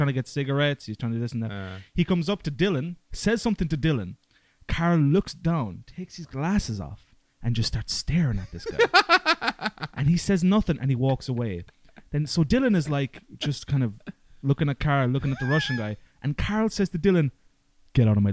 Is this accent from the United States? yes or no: no; Ireland; I'm Irish